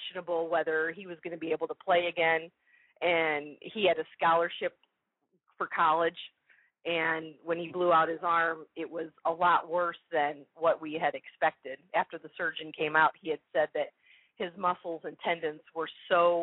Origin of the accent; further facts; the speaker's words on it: Chicago, Illinois, United States; now in Indianapolis, United States; we're originally from the Chicago area